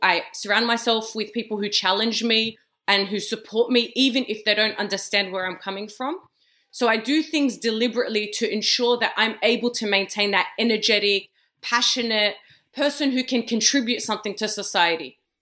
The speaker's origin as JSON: {"language": "English", "country": "Australia", "tie": "born or raised there", "said": "I was born and raised in Australia"}